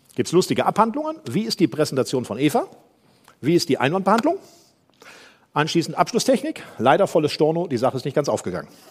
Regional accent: Germany; Ich komme aus dem Rheinland

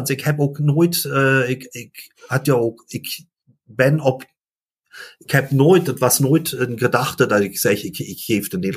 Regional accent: Limburg, Netherlands; German is a second language; ich komme aus den Süd, also in Limburgs, äh, belgische Familie, also meine Mutter war aus Antwerpen, mein Vater aus Maastricht.

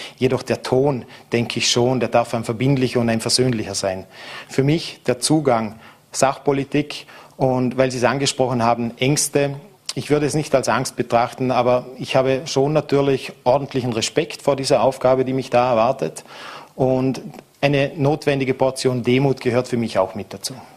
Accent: Vorarlberg, Austria; hier bei uns in Vorarlberg

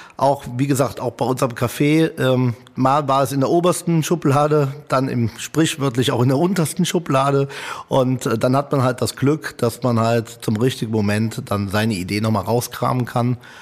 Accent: Italy; now in Germany; Als Italiener

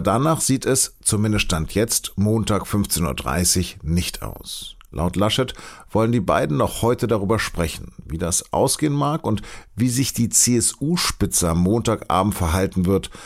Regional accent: Hanover, Lower Saxony, Germany; now in Munich, Germany; man hört es, ich bin Hannoveraner und bin kein Bayer, obwohl ich sozusagen für die Süddeutsche Zeitung arbeite und in München sitze

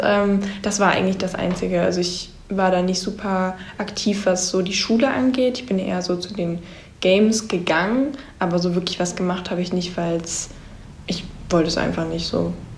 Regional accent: Germany; Ich komme aus Deutschland und ich bin ein Austauschschüler.

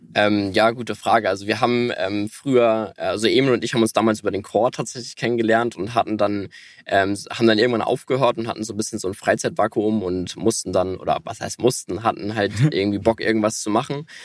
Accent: Hamburg, Germany; Ja, also wir, wir kommen beide aus Hamburg und wohnen auch hier

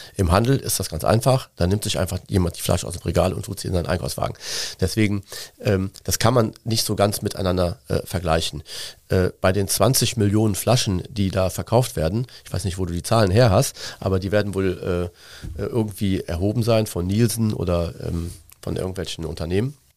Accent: Cologne, North Rhine-Westphalia, Germany; ich bin in Köln geboren. Ich bin ein äh, Innenstadtkind auf der Schildergasse im Antonita-Kindergarten zur, zum kind, in den Kindergarten gegangen

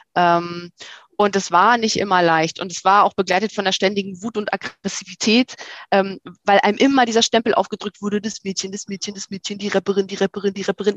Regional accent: Rostock, Mecklenburg-Vorpommern, Germany; moved away as an adult; also born or lived in Berlin; Also ich komme aus Rostock-Evershagen, Plattenbausiedlung in der Nähe von Rostock-Lichtenhagen

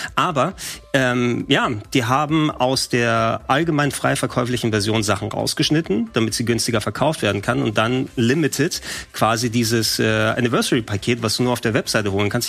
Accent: Hamburg, Germany; als äh, Hamburger Jung

